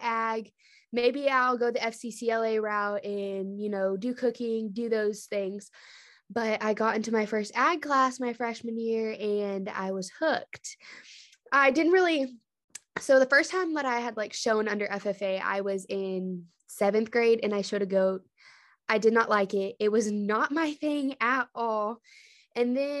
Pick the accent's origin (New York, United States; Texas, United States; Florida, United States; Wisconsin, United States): Texas, United States; Poolville; I'm from Poolville. It's a small town near Weatherford